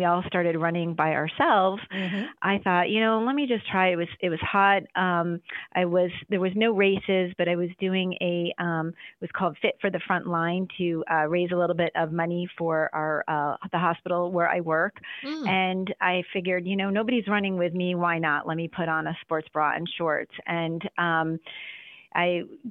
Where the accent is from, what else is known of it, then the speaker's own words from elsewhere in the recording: Buffalo, New York, United States; also born or lived in DMV (Washington, D.C. area); now in Washington, D.C. area, United States; I am originally from Buffalo, New York